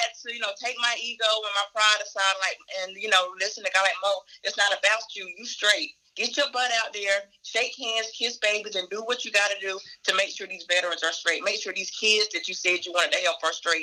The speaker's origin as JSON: {"language": "English", "area": "Cumberland County", "region": "North Carolina", "country": "United States", "tie": "born or raised there", "said": "I am born and raised in Cumberland County, went to the military, came back."}